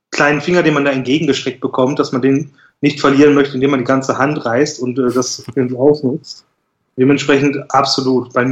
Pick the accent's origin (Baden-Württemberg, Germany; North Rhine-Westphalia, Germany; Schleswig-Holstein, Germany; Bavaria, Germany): North Rhine-Westphalia, Germany; Schwelm; äh, 29 Jahre alt, komme auch aus dem kleinen, beschaulichen Schwelm ursprünglich wie Tom, lebe mittlerweile in der Nachbarstadt